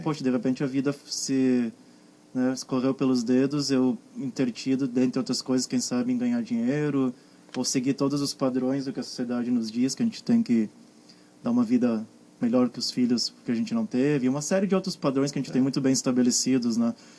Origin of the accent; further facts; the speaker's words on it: Guaporé, Rio Grande do Sul, Brazil; Guaporé, a terra onde eu cresci, na né, cidade que eu era, passei minha infância